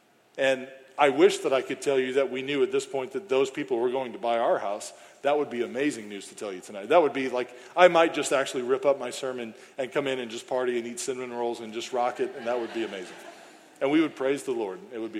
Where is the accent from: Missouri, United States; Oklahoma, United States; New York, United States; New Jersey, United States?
Missouri, United States; St. Charles; moved away as an adult; now in Granite City, United States; I grew up here in St. Charles. I lived in St. Charles as a bachelor after being divorced and moving back in with friends here in St. Charles who weren't Christians.